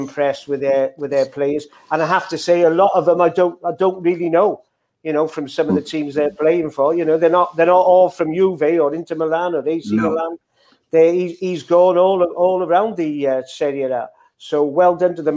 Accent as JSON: {"language": "English", "region": "Wales", "country": "United Kingdom", "said": "I'm a Welshman"}